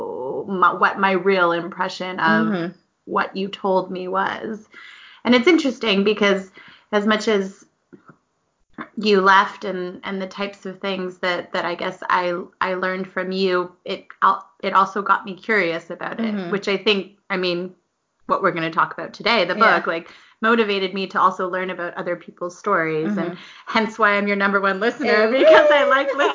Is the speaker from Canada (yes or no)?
yes; Toronto, Ontario, Canada; I'm from Toronto